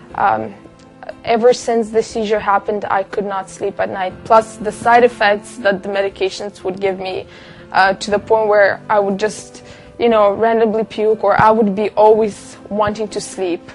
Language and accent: English; Kazakhstan; moved away; I came from Kazakhstan. My mom and my dad are Russian Jew, and uh, I grew up in the country where Muslims and Orthodox are the biggest religions there